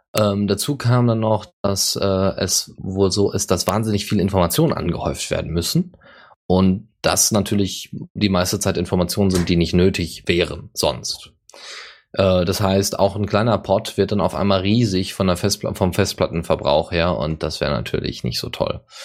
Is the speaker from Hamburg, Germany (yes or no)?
no; Bavaria, Germany; bei uns in Bayern